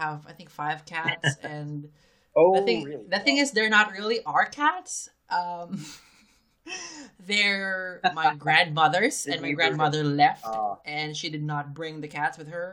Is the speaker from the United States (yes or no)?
no; Philippines; moved away; from my home country, the Philippines